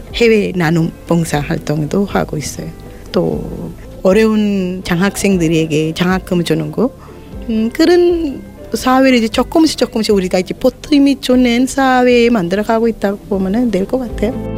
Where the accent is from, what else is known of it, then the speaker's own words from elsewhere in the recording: Sri Lanka; Korean is a second language; moved away as an adult; now in South Korea; 스리랑카에서 왔고요. 한국에 온 지 17년 되는